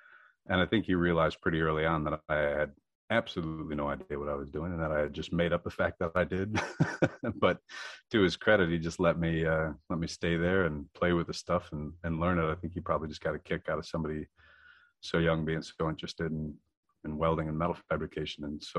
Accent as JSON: {"language": "English", "town": "Drummond Island", "region": "Michigan", "country": "United States", "said": "Well, originally I was from Drummond Island. My parents had 80 acres out there, and I just built a sugar shack"}